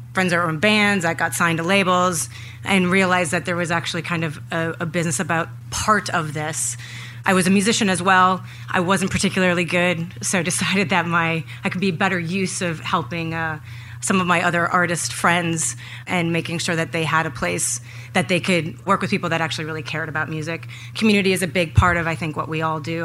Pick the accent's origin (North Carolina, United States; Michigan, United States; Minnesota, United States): Minnesota, United States; Minneapolis; I grew up in Minneapolis which has a very rich music history